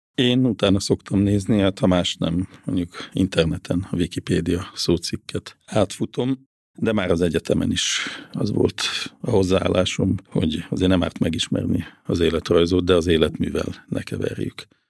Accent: Gödöllő, Pest, Hungary; én ugye Gödöllön nőttem föl

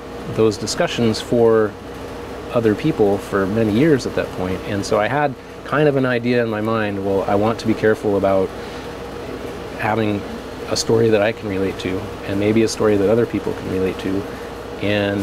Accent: Colorado, United States; now in Oregon, United States; growing up in Colorado

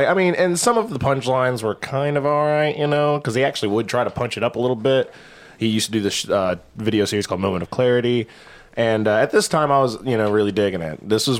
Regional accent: Crossville, Tennessee, United States; I'm from Crossville.

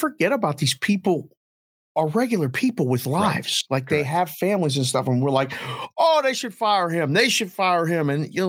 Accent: Pittsburgh, Pennsylvania, United States; I'm a guy from Pittsburgh, but I don't live and breathe it.

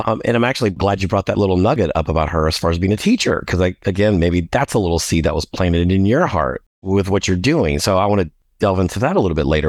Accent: New Orleans, Louisiana, United States; also born or lived in Galveston, Texas; now in Houston, United States; I was born in Galveston, but when I was three months old, we moved to New Orleans. So New Orleans is my home

